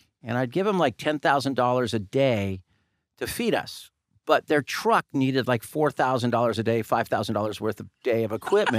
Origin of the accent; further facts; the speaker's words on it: Claremont, California, United States; I was growing up in Claremont